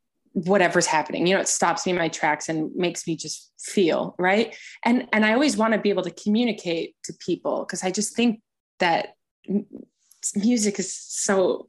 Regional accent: United States; as an American artist

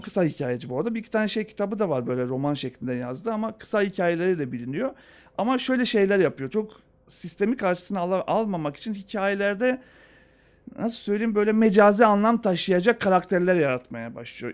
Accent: Skopje, North Macedonia; moved away; ben Yugoslavya'da doğdum.

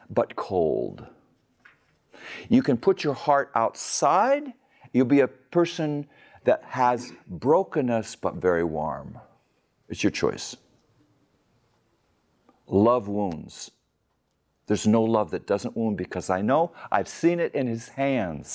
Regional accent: United States; moved away as an adult; now in Magadan, Russia; We're Americans.

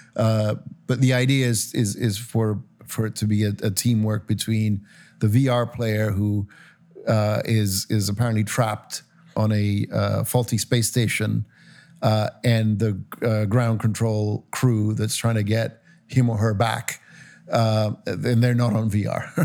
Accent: Cyprus; moved away; I grew up in Cyprus

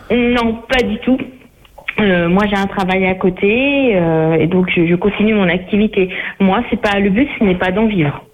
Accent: Normandy, France; je suis de Normandie

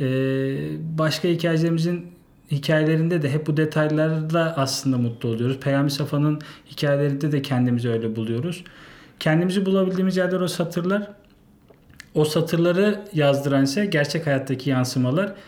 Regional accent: Yalova, Turkey; moved away as an adult; now in Istanbul, Turkey; Yalova'da doğdum. E, orada doğup büyüdüm.

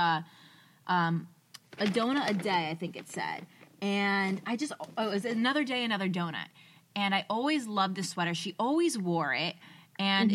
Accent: New Jersey, United States; We're from New Jersey

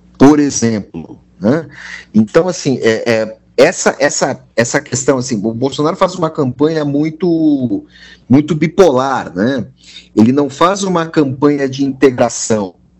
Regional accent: Serra Gaúcha, Rio Grande do Sul, Brazil; sou gaúcho, criado na Serra, gaúcha, onde todo mundo é branco de olho azul

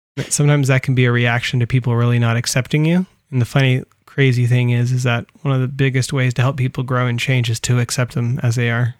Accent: California, United States; I grew up in California

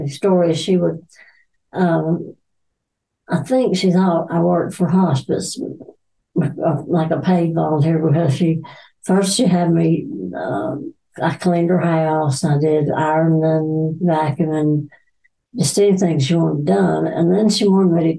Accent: Randleman, North Carolina, United States; also born or lived in Erect, North Carolina; I grew up in Randleman. Went to Randleman High School

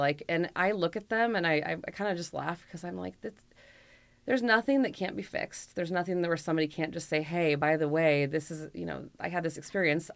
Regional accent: Bend, Oregon, United States; I grew up in Bend, so Deschutes has been here since I was four years old

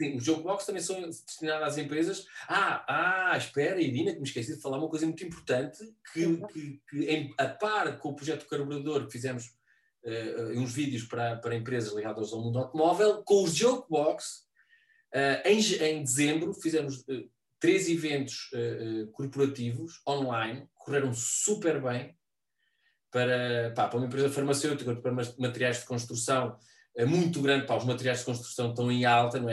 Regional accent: Figueira de Castelo Rodrigo, Centro, Portugal; moved away as an adult; also born or lived in Guarda; now in Lisbon, Portugal; eu tenho sede em Figueira de Castelo Rodrigo, que é, é a minha, a minha terra, portanto, na casa da, da, da minha mãe como morada.

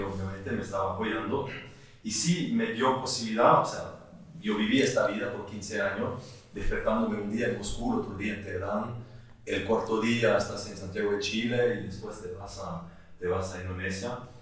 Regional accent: La Chaux-de-Fonds, Neuchâtel, Switzerland; Es la ciudad donde yo nací, la Chaux-de-Fonds

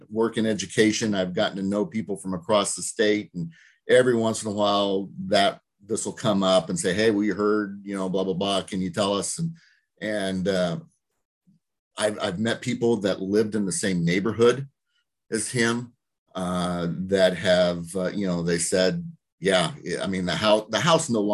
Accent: Roseville, Illinois, United States; also born or lived in Monmouth, Illinois / Des Moines, Iowa; I'm from Roseville.

